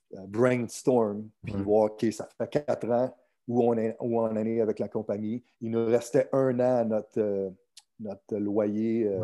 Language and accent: French; Chicoutimi, Quebec, Canada; moved away as an adult; also born or lived in California / St. Louis; now in Miami, United States; je suis né à Chicoutimi